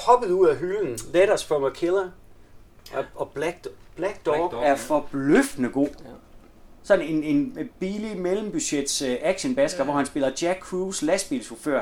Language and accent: Danish; Denmark; hjemme i Gammelry